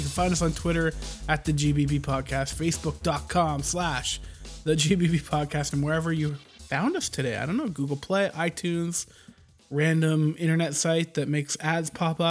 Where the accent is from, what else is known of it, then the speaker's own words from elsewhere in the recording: Newfoundland and Labrador, Canada; I'm from Canada, Newfoundland